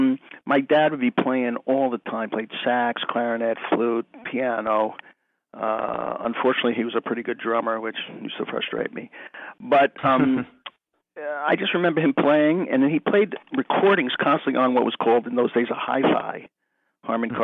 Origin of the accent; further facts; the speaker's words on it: outside New York City, United States; I grew up outside New York City, and I used to go into Manhattan School of Music on the weekends